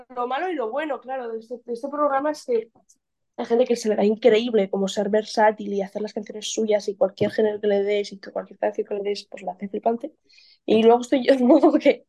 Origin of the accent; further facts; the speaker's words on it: Pamplona, Navarre, Spain; now in Barcelona, Spain; soy de Pamplona y allá no hay playa, pero hay muchísima montaña